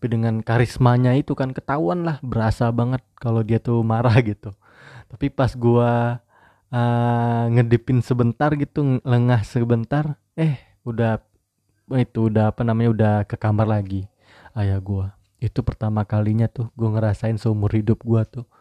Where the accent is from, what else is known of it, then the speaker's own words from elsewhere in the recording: Padang, West Sumatra, Indonesia; kalau gue manggil ibu gue tuh bundo karena gue orang Padang ya jadi gue manggilnya bundo bukan bunda